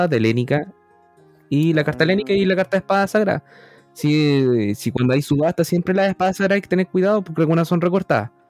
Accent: Concepción, Biobío, Chile; moved away; also born or lived in Temuco; yo era de Conce

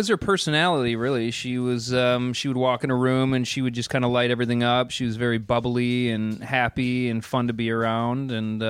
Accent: Hudson, Wisconsin, United States; moved away; I grew up in Wisconsin.

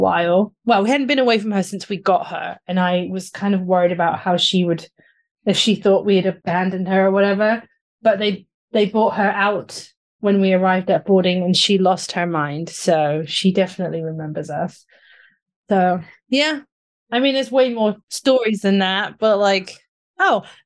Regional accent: near the Hellfire Caves, South East England, United Kingdom; born or raised there; moved away

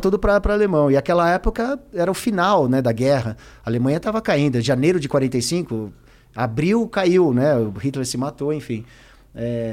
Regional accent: Brazil; passei na fronteira como brasileiro

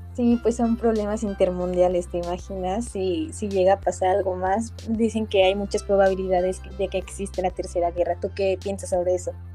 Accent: Puebla, Mexico

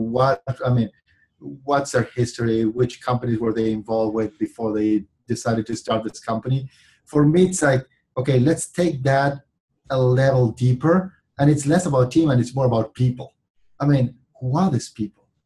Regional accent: Argentina; moved away as an adult; now in California, United States; I was born and raised in Argentina

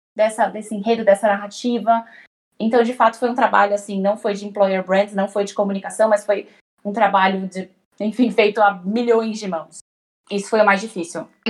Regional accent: São Paulo, Brazil; eu tenho 28 anos, é, sou de São Paulo capital

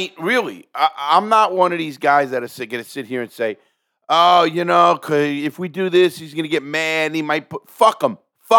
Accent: New York, United States; I know I come from New York, you know, a lot of our friends

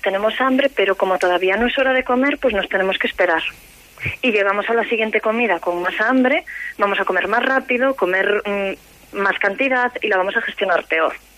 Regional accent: Galicia, Spain; Como buena gallega

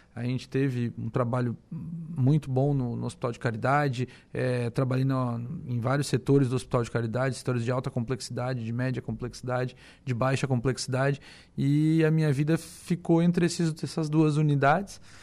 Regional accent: Armazém, Santa Catarina, Brazil; eu sou natural de Armazém, né? Uma cidadezinha de 5 mil habitantes, tinha 5 mil na época é, ali próximo a Tubarão. Uhum. E, e, cresci naquela cidade

